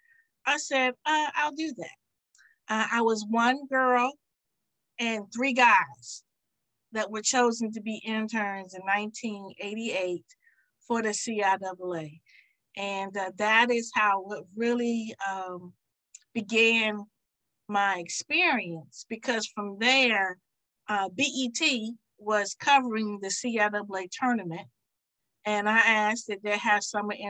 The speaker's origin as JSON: {"language": "English", "area": "Sussex County", "region": "Virginia", "country": "United States", "said": "I'm from Sussex County, Virginia."}